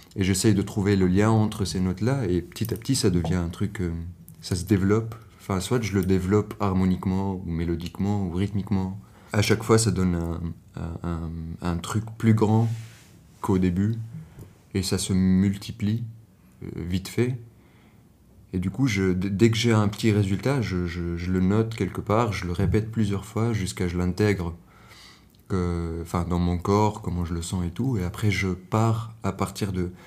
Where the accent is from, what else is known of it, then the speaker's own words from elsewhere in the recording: Tunis, Tunis Governorate, Tunisia; moved away as an adult; now in Brussels, Belgium; Je viens de Tunis et euh, maintenant j'habite à Bruxelles